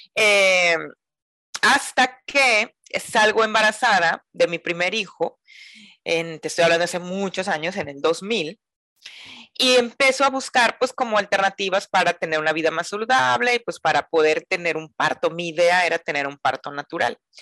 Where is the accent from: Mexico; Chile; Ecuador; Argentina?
Mexico; Mazatlán, Sinaloa; soy mazatleca, eh, nací en Mazatlán, Sinaloa, la perla del Pacífico, acá en, el, pues, en el norte de México